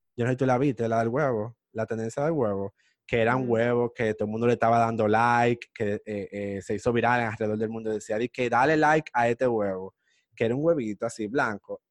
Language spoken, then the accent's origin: Spanish; Dominican Republic; nosotros los dominicanos